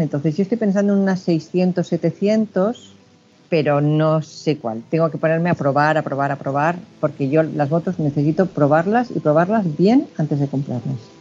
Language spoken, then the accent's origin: Spanish; Badalona, Catalonia, Spain; yo soy de Badalona